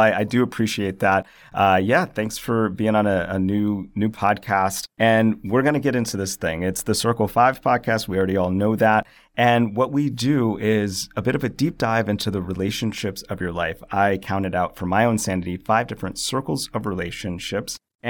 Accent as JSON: {"language": "English", "region": "the South", "country": "United States", "tie": "born there", "said": "By birth, I'm a Southerner as well."}